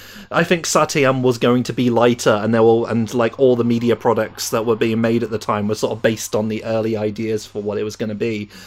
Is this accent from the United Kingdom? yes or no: yes; United Kingdom; because I am the Brit in the room, and these were obviously not released in my country